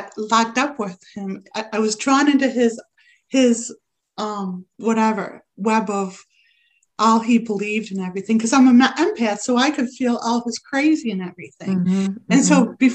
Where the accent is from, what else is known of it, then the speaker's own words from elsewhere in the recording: Rochester, New York, United States; my hometown, which I didn't find out till recently, Rochester, New York